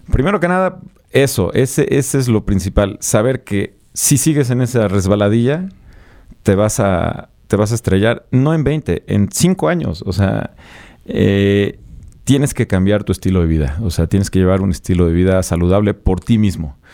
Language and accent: Spanish; Puebla, Mexico; moved away as an adult; now in Mexico City, Mexico; yo soy de Puebla, soy originario de Puebla. Eh, me, salí de Puebla, me vine a vivir a la Ciudad de México hace 17 años